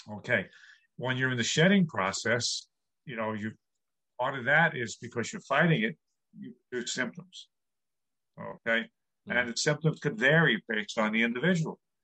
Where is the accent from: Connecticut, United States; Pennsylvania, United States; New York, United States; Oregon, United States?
New York, United States; New York City; I grew up in New York City